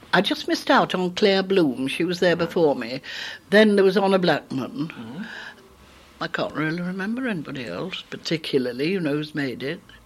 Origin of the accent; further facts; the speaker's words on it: Keighley, Yorkshire and the Humber, United Kingdom; I was born in Keighley in Yorkshire in 1922